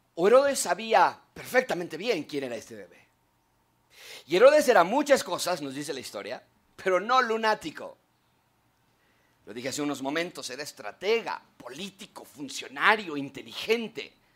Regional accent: Mexico; los que no somos de Israel, somos de México, de alguna otra nacionalidad

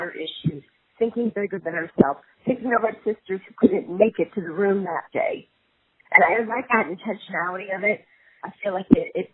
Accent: New York, United States; I grew up in New York

